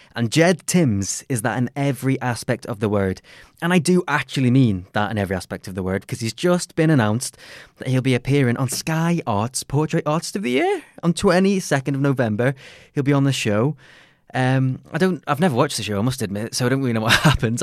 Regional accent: Crosby, North West England, United Kingdom; I'm from Crosby

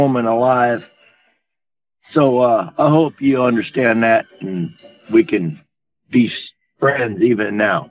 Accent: Aliceville, Alabama, United States; I'm from Aliceville

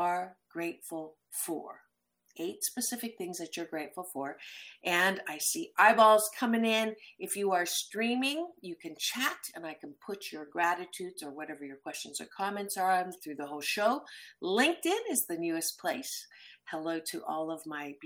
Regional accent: Waterloo, Ontario, Canada; moved away; I was born in Waterloo, so I came back

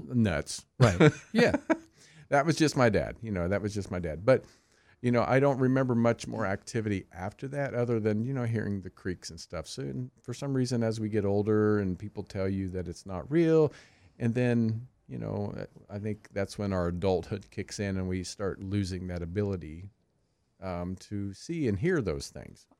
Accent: Kansas, United States; I grew up in Kansas, the Bible Belt

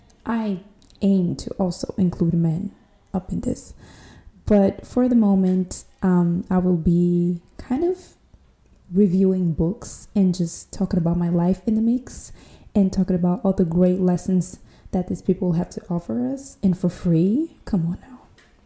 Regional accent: São Tomé & Príncipe; English is a second language; I am not an American girl, even though I can understand my accent will imply so, but I am not. I'm from this small African island near the Ecuador line called São Tomé e Príncipe

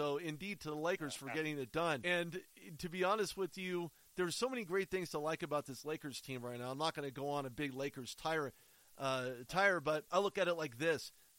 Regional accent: Southern California, United States; I'm from Southern California.

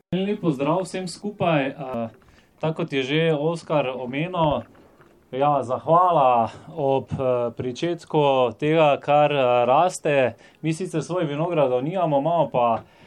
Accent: Slovenia; Slovenci smo tak narod

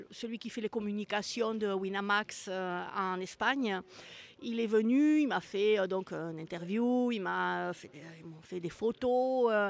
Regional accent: France; moved away; ça fait quand même très longtemps que je suis partie de la France

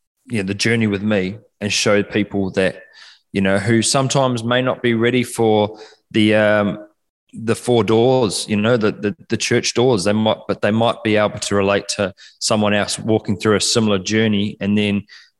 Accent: Takaka, Tasman, New Zealand; accent: Kiwi; now in Perth, Australia; I'm from a small place called Golden Bay in the top of the South Island of New Zealand

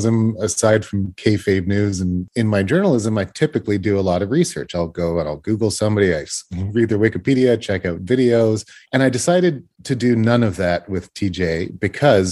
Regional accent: Canada; I'm a Canadian boy

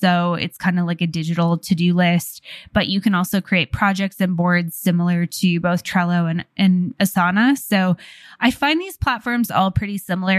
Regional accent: Canada; being Canadian

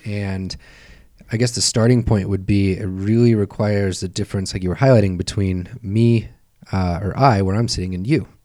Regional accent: Tonopah, Nevada, United States; I am from Tonopah, Nevada

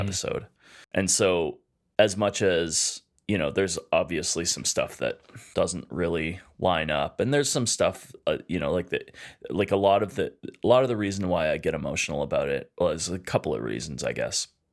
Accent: Edmonton, Alberta, Canada; We're two chefs from Edmonton, Alberta, Canada

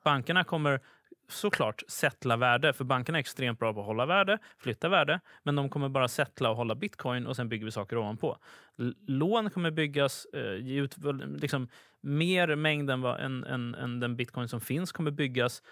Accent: Sweden; som svensk

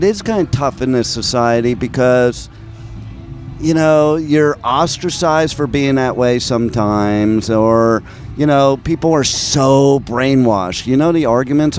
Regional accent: Montclair, New Jersey, United States; moved away; also born or lived in New York / Los Angeles; I'm from Jersey. I grew up in Montclair

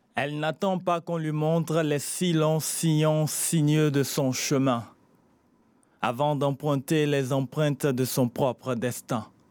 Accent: Benin; Mon père est malien, ma mère togolaise. Je suis né au Bénin

